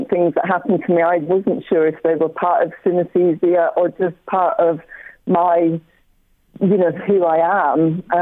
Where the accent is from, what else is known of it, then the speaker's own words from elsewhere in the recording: Scotland, United Kingdom; I'm Scottish as well